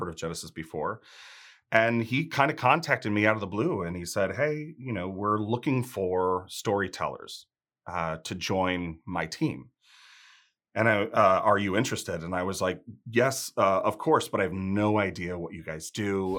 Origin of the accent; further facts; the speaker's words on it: outside of Chicago, Illinois, United States; moved away; also born or lived in South Carolina; I grew up outside of Chicago